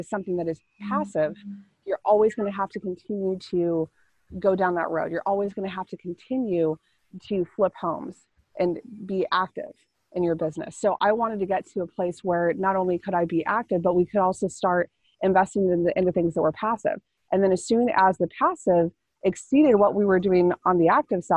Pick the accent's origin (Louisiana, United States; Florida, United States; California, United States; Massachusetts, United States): California, United States; I grew up in California.